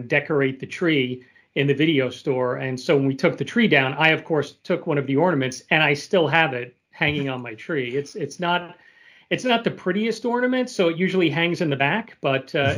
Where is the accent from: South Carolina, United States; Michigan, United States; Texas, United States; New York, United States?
New York, United States; moved away; I'm originally from New York